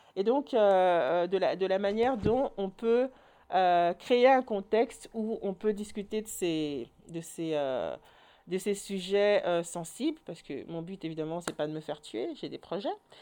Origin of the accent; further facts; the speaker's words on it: Orval, Wallonia, Belgium; moved away; also born or lived in Brussels; j'ai grandi à Orval